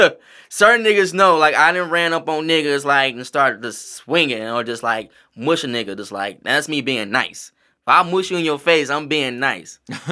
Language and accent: English; the South, United States; Like, nigga, I'm from the South.